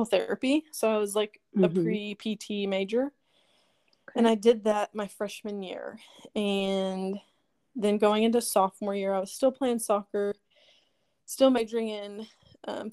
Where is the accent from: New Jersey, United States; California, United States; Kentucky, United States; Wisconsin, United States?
Kentucky, United States; Lexington; moved away as an adult; also born or lived in Bowling Green, Kentucky; now in Spring Hill, United States; I am originally from Lexington, Kentucky. I grew up there